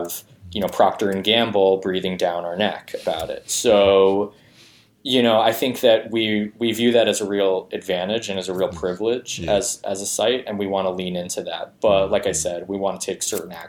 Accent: New York, United States; I was surrounded by a lot of Spanish just in general growing up in New York

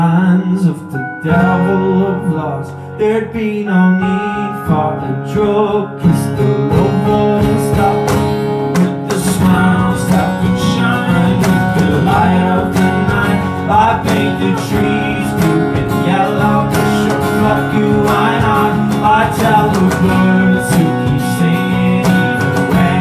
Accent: Dublin, Leinster, Ireland; I'm from Dublin

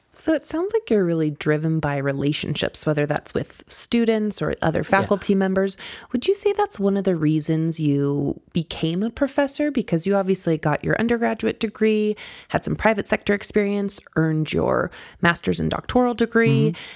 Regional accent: Kentucky, United States; now in Colorado, United States; I grew up out in Kentucky

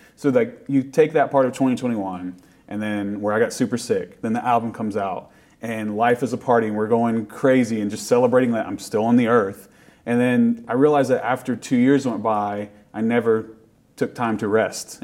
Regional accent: Appalachia, United States; being from appalachia means a lot and it's it is part of everyone's identity and people like have made fun of my accent when we go somewhere but it's like that's just where i'm from

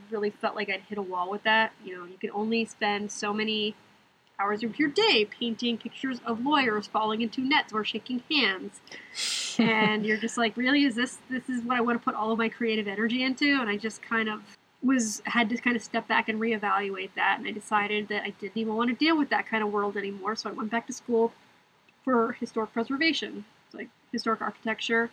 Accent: Arlington, Virginia, United States; now in Brooklyn, United States; I grew up in Arlington, Virginia.

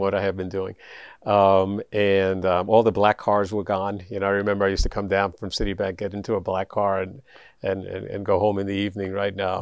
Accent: New York City, New York, United States; I grew up in the South Bronx

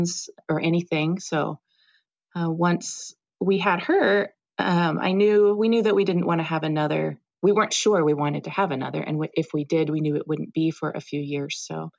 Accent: St. Louis, Missouri, United States; also born or lived in Colorado; now in Boulder, United States; I'm originally from St. Louis.

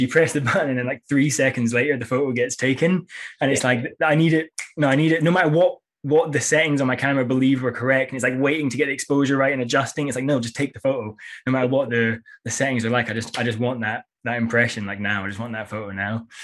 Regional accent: Edinburgh, Scotland, United Kingdom; moved away as an adult; also born or lived in Copenhagen; now in London, United Kingdom; in London now, but I used to live in, I'm from Edinburgh

